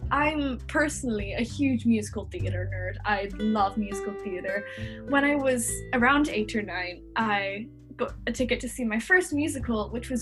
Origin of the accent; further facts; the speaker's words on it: England, United Kingdom; accent: mix of American and English; also born or lived in United States; I'm from England, so that's where I'm living right now, although you might notice that my accent is a little bit strange because it's a mix of American and English, because I was born there, and my parents are American, but I moved here when I was 3